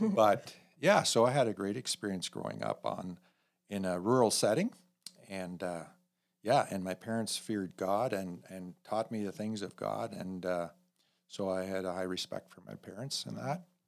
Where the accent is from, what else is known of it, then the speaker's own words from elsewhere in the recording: north of Elmira, Mennonite country, Ontario, Canada; I grew up in, uh, about ten minutes north of Elmira in, the heart of Mennonite country, Old Order Mennonites